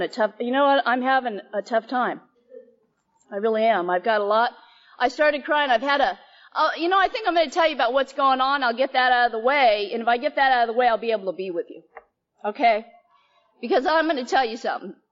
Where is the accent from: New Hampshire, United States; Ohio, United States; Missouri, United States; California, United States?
California, United States; Bay Area; also born or lived in Chowchilla, California / San Francisco, California; I grew up predominantly in the Bay Area. I lived in San Francisco, down in the Fillmore